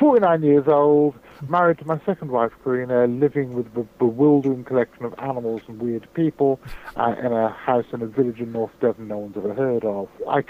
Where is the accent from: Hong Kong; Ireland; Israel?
Hong Kong; also born or lived in United Kingdom; I was born in Britain, brought up in Hong Kong in the 1960s. I'm nearly 50 years old.